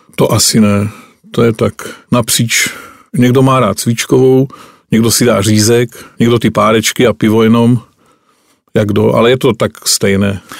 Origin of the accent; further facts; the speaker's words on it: Jeseník region, Olomouc Region, Czechia; můj rodný kraj, Jesenicko